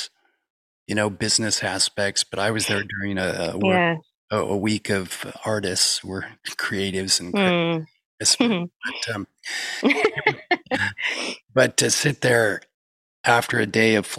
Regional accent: Utah, United States; I grew up in Utah

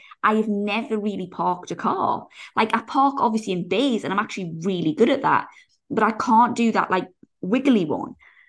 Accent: England, United Kingdom; I think I'm showing English people in a bad light.

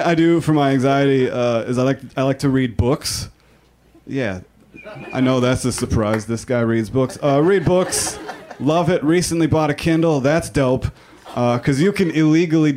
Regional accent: Minnesota, United States; I am from Minnesota

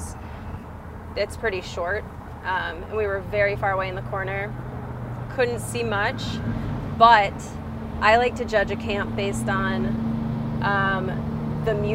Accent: Cleveland, Ohio, United States; now in New York, United States; I'm from Cleveland

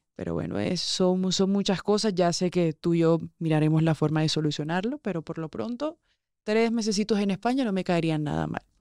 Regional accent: Barranquilla, Atlántico, Colombia; moved away as an adult; de donde yo vengo, los que me conocen de Barranquilla, saben que allá hay fiesta viernes, sábado y domingo

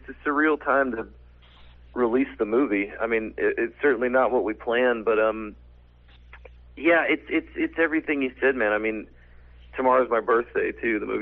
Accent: Arkansas, United States; a Southern guy, I'm from Arkansas

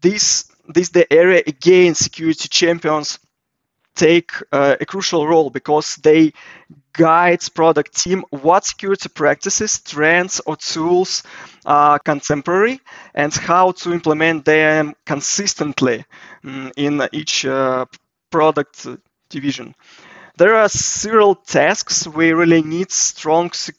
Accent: Russia; I'm from Russia.

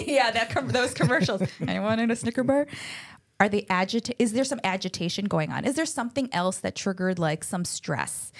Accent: Buffalo, New York, United States; also born or lived in Chicago, Illinois; now in California, United States; I was born in Chicago, but grew up mostly ele-, late elementary, middle school, and high school in Buffalo, New York

